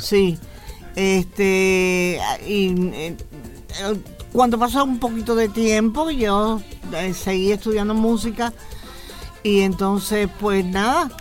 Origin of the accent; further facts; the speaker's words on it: Havana, Cuba; moved away; nací en La Habana